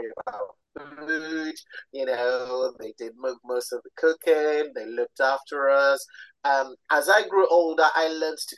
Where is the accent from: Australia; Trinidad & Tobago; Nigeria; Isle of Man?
Nigeria; also born or lived in London; I was born in London to Nigerian parents